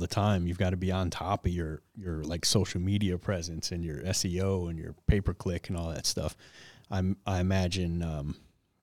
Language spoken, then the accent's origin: English; Detroit, Michigan, United States; growing up in Detroit